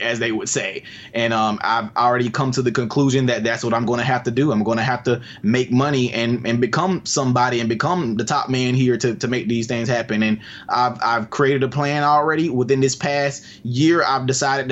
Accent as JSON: {"language": "English", "town": "Albany", "region": "Georgia", "country": "United States", "tie": "born or raised there", "said": "here where I live in Albany. It's my first project, my hometown."}